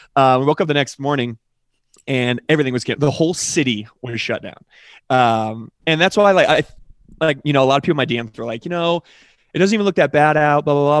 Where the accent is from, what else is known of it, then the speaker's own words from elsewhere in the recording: Colorado, United States; I'm from Colorado